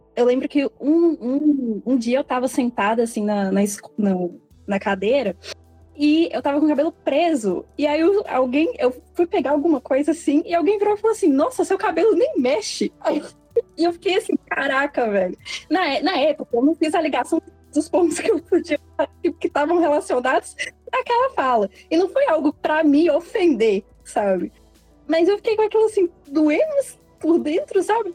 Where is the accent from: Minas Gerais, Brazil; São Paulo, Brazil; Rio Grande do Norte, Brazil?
Minas Gerais, Brazil; Belo Horizonte; eu tenho 27 anos também, sou de Belo Horizonte.